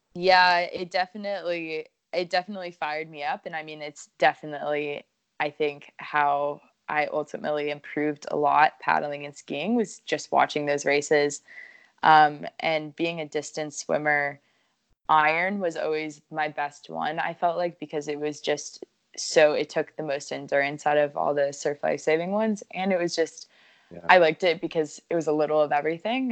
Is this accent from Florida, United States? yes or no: yes; New Smyrna Beach, Florida, United States; also born or lived in Honolulu, Hawaii; grew up in New Smyrna